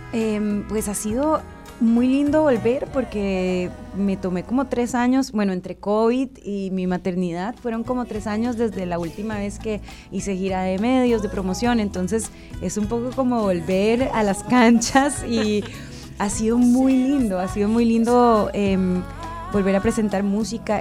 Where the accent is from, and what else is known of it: Costa Rica